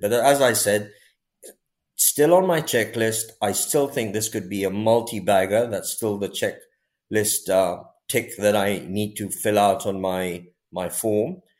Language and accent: English; India; being Indian